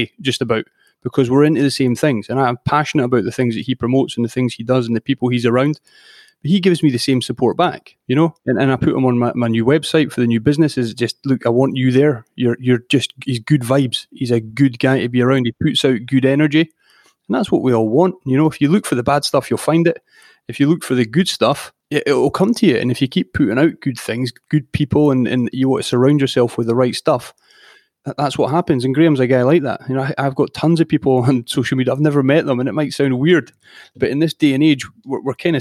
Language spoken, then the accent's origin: English; Edinburgh, Scotland, United Kingdom; I was born in Edinburgh in the city centre, and I mean, I was always outdoors, a lot of rugby in my youth